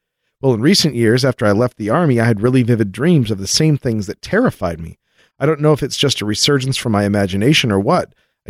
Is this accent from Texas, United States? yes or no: yes; Texas, United States; When I was a kid growing up in Texas, I would tell my parents about the aliens visiting me.